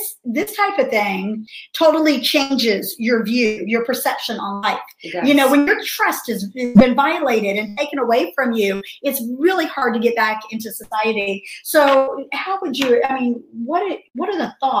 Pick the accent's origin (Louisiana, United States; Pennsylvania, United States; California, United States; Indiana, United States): Indiana, United States; Indianapolis; also born or lived in Central Florida; now in Middle Tennessee, United States; I grew up in Indianapolis, Indiana